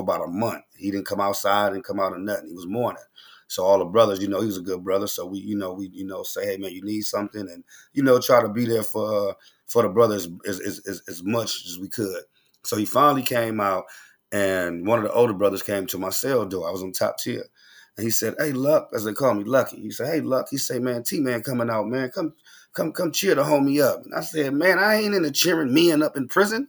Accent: Oakland, California, United States; I'm from Oakland. You know, we popping, uh, we talk fast

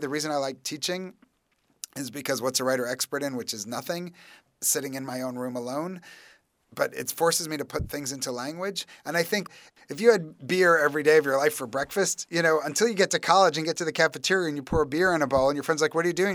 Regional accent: New York, United States; as a New Yorker

